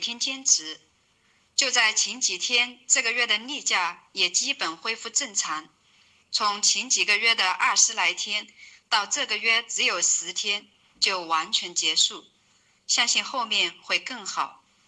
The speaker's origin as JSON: {"language": "Chinese", "town": "Jingzhou", "region": "Hubei", "country": "China", "moved": "yes", "lives_now": "Wuhan, China", "said": "我是来自武汉的荆州人"}